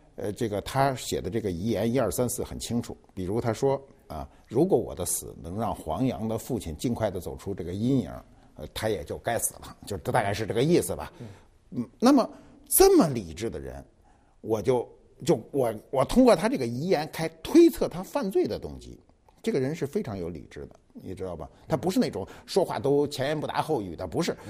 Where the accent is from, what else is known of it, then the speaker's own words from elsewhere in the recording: China; 我们中国人都认为这事儿得凑整